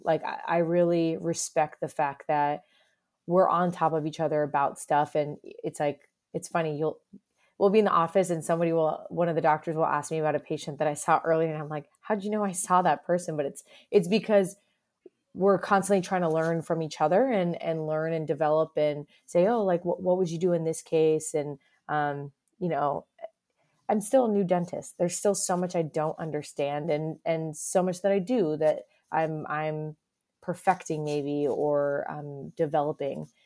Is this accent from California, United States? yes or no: no; South Florida, United States; moved away as an adult; also born or lived in Boston; now in Cincinnati, United States; I'm a Florida born and raised